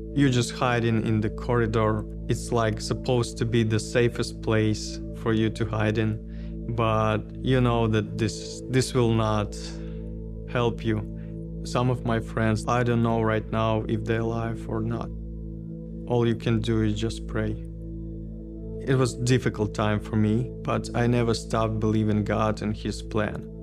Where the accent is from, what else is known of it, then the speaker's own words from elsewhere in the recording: Ukraine; English is a second language; moved away as an adult; now in United States; I came from Ukraine